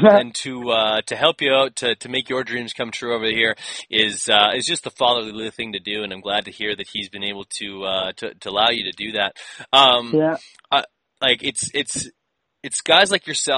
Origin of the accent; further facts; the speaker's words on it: Canada; I'm actually from Canada